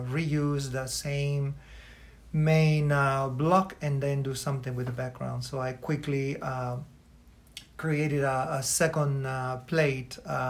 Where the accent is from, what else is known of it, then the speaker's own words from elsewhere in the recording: Michoacán, Mexico; now in Chicago, United States; growing up, for example, in my hometown in the state of Michoacán